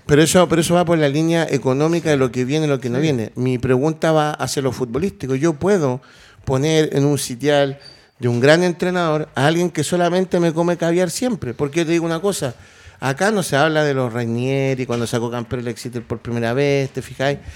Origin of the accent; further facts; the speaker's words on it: Chile; como chilenos